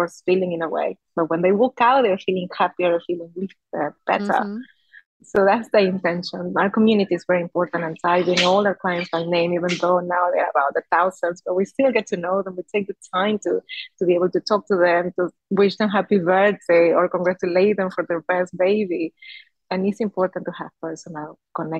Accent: Peru; moved away as an adult; also born or lived in Spain; now in Singapore; So I was born in Peru. 35 years ago, I might say. And then I moved to Spain as I was in my early 20s.

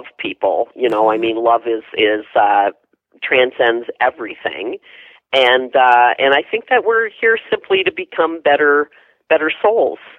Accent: Wisconsin, United States; moved away as an adult; now in Savannah, United States; I am from Wisconsin

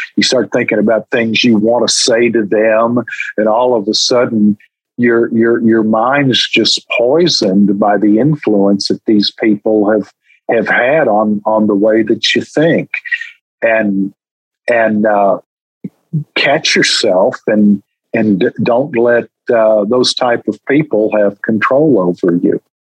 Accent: Texas, United States; I'm from Texas

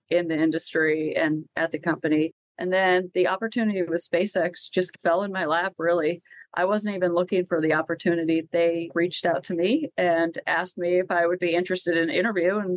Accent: Colorado, United States; moved away as an adult; also born or lived in New York City; I grew up in Colorado, a very landlocked state.

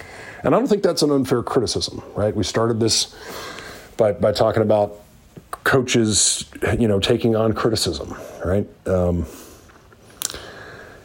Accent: Northeast Iowa, United States; I grew up a Hawkeye in Northeast Iowa

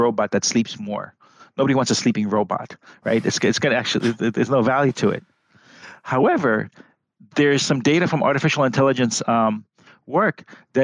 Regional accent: New York City, New York, United States; moved away as an adult; now in California, United States; I'm from New York City and I came from the Bronx

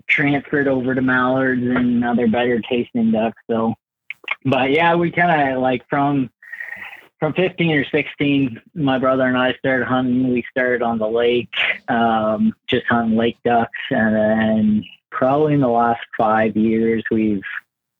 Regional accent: Huntsville, Ontario, Canada; born and raised in a little town called Huntsville

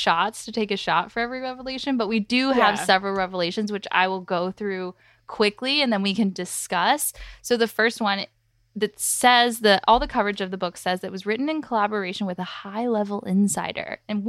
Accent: United States; especially as an American.

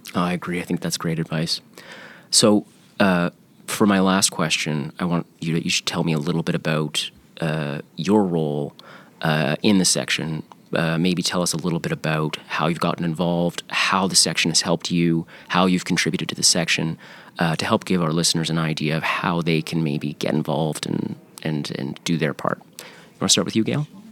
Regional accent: Canada; As a Canadian lawyer

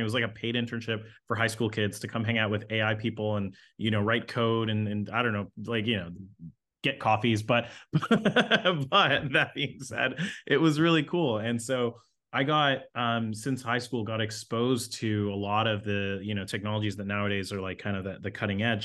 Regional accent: Toronto, Ontario, Canada; I grew up in Toronto, so grew up in the inner city.

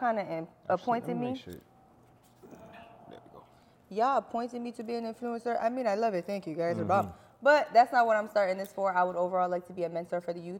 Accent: New Brunswick, New Jersey, United States; I am from New Brunswick, New Jersey.

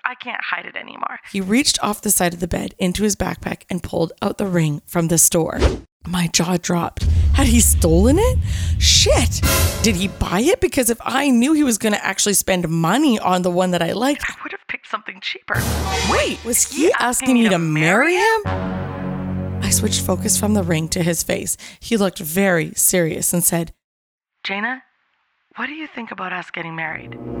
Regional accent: Canada; I was from Canada, I spoke French and English

